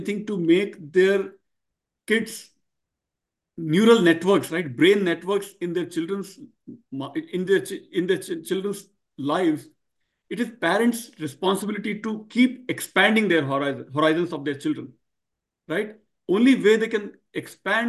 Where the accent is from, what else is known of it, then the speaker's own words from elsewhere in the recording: India; English is a second language; moved away as an adult; also born or lived in Dallas / New Jersey / North Carolina / Pune; my generation growing up in India